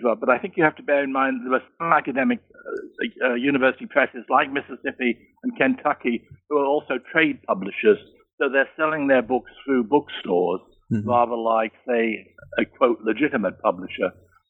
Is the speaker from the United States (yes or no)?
no; Birmingham, West Midlands, United Kingdom; born there; I was born in Birmingham, England.